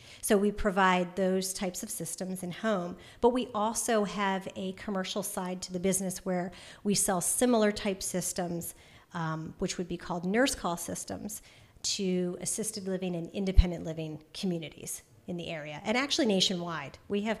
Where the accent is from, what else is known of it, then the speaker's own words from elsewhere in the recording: Wilmington, Delaware, United States; also born or lived in North Carolina; from North Carolina. I've lived in a lot of places, but that's where I came from before moving here. I'm from Wilmington, Delaware originally.